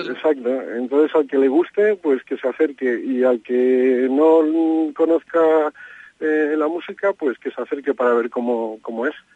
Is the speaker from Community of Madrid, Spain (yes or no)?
yes; Madrid, Community of Madrid, Spain; yo que soy de Madrid